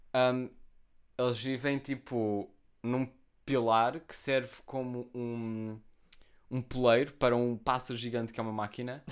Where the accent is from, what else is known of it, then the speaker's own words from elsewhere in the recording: Almada, Setúbal, Portugal; eu vivo em Almada, eu sou de Almada. Okay. Eu não sou de Portugal, eu sou de Almada.